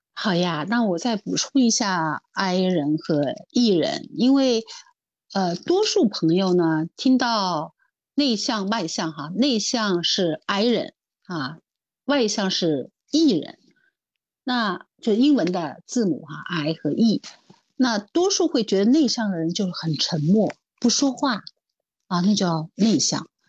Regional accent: Shanghai, China; 作为上海人，我从小就吃排骨年糕

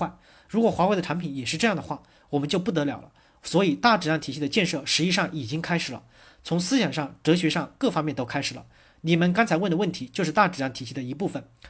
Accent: China; 但我们中国人说假话的很多，所以我们在改变自己，使我们具有真实性、开放性、可批评性。

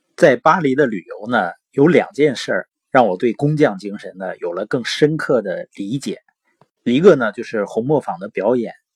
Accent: Northeast China, China; accent: Northeastern (Dongbei); 因为我是东北的口音嘛，往往有的时候评卷舌是不分的

